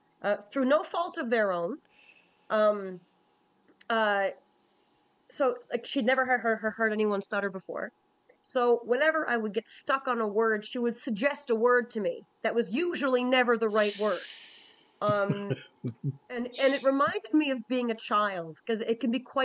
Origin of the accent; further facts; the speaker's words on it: Newfoundland and Labrador, Canada; I'm a Newfoundlander too, I should say this, I'm a Newfoundlander too